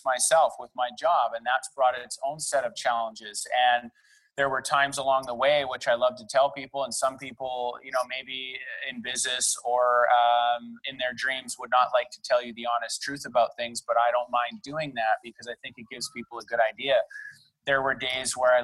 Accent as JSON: {"language": "English", "town": "Delta", "region": "British Columbia", "country": "Canada", "tie": "born or raised there", "lives_now": "Vancouver, Canada", "said": "I was born and raised in North Delta. That's just outside of Vancouver by about 40 minutes"}